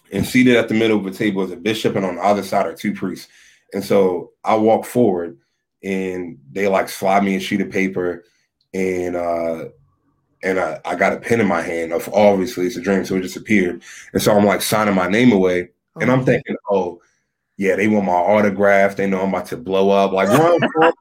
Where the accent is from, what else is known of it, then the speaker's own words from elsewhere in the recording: Lexington Park, Maryland, United States; I'm from Southern Maryland, St. Mary's County, born and raised in Lexington Park, Maryland.